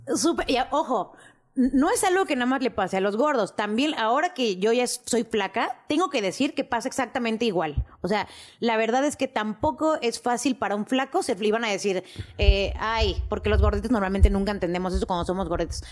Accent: Mexico City, Mexico; yo sí nací en la Ciudad de México

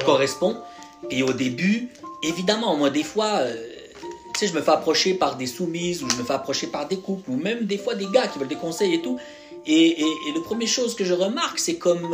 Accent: France; j'ai grandi en France

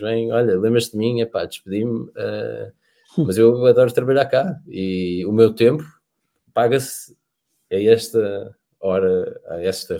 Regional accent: Portugal

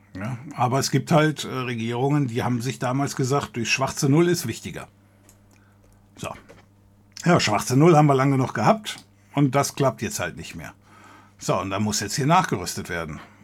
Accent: area around Cologne, North Rhine-Westphalia, Germany; ich komme hier aus der Gegend um Köln

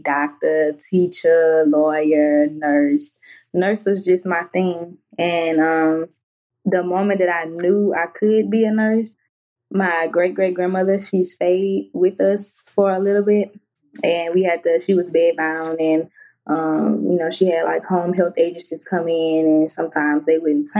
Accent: Baton Rouge, Louisiana, United States; I'm from Baton Rouge, Louisiana, born and raised

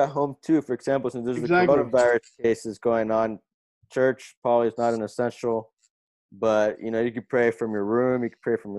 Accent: Palo Alto, California, United States; also born or lived in Portugal; I'm born here too. Well, San Francisco Bay Area, Palo Alto, but like, you know, I was also in Portugal because, you know, my family's there.

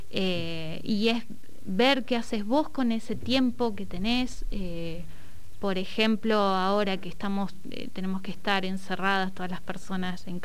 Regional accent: Neuquén, Argentina; tuve una feria en Barrio Williches, que es de donde yo soy

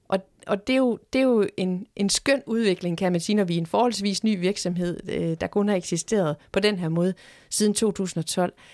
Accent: Horsens, Central Denmark Region, Denmark; nu er jeg selv født og opvokset i Horsens

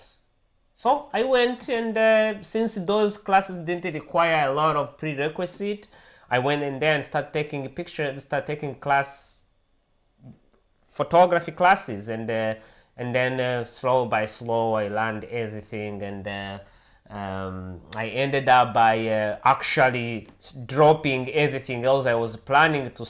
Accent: Rwanda; English is a second language; moved away as an adult; now in United States; I was born and raised in Africa, in East Africa, in a country called Rwanda. I lived there until I was about 27 years old

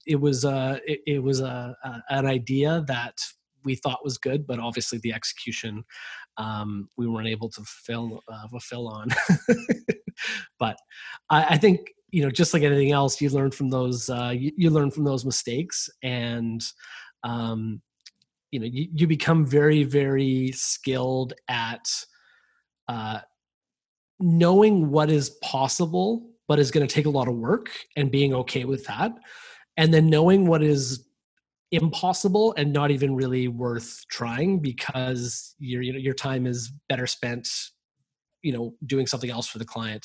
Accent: Vancouver, British Columbia, Canada; I'm from Vancouver, and Vancouver's right next to the border with the United States

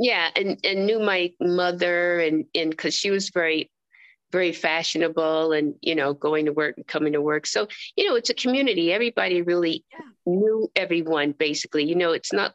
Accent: New York City, New York, United States; I was born in Harlem, USA. Yes, on Sugar Hill.

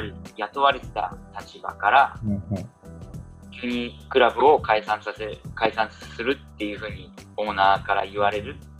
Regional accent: Saitama, Japan; moved away as an adult; also born or lived in Shanghai, China; now in Suzhou, China; 自分は埼玉出身なんで東京にも近かったんで

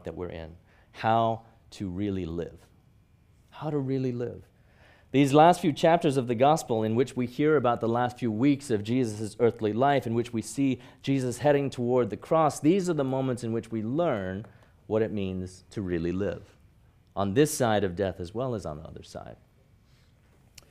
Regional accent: Hong Kong; moved away; growing up in Hong Kong

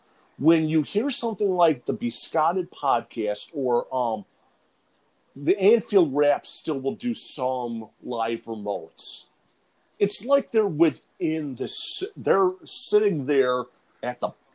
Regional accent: United States; being an American, I mean, I have never really gone to a big college atmosphere

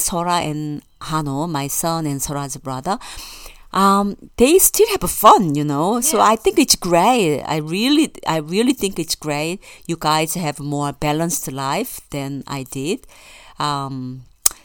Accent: South Korea; moved away as an adult; also born or lived in Melbourne, Australia; now in Australia; I'm from Korea, and then I got all the education in Korea except for my tertiary education, higher education degree, which is from Melbourne University

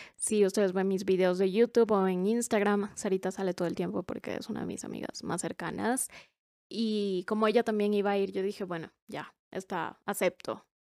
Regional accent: Cuenca, Azuay, Ecuador; acá en Cuenca, en mi ciudad. Por cierto, somos de Ecuador, por si no sabían. Y vivimos en Cuenca.

